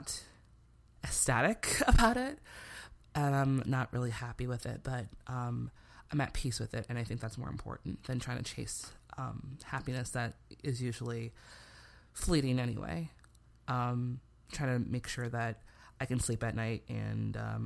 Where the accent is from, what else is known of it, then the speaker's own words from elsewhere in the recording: Chicago, Illinois, United States; it's not like my hometown is, you know, some flyover state, you know, some random little town in Nebraska or Idaho.